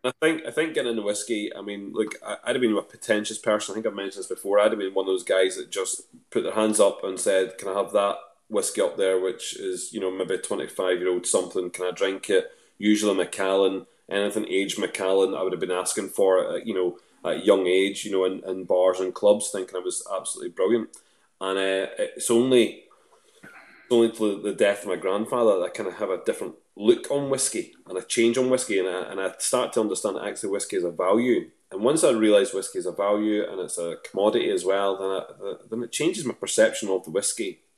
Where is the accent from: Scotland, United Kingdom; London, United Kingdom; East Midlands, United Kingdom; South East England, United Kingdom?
Scotland, United Kingdom; Lanark; moved away; also born or lived in Northern Ireland; I'm originally from a place just outside of uh, just outside of Lanark. So the closest town to me is Lanark.